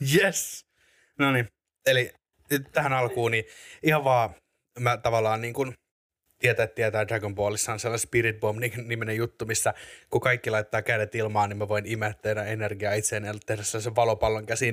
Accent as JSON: {"language": "Finnish", "town": "Espoo", "region": "Uusimaa", "country": "Finland", "tie": "born or raised there", "also_born_or_lived": "Korso, Vantaa", "lives_now": "Helsinki, Finland", "said": "Mä sy- synnyin, synnyin Korsossa. Sitten tota, asustelin vähän siellä täällä PK-seutua. Ja sitten tämän niin kuin, koko peruskoulun ja lukion niin asuin Espoossa"}